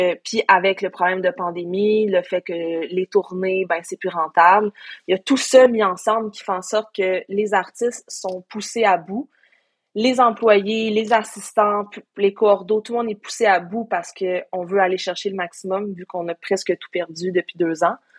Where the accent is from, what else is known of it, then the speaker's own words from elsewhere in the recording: Sherbrooke, Quebec, Canada; moved away as an adult; also born or lived in Coaticook; now in Montreal, Canada; je suis née à Montréal. J'ai, passé cinq ans de ma vie à Quaticook pour l'école. Après ça, cinq ans de ma vie à Sherbrooke pour l'école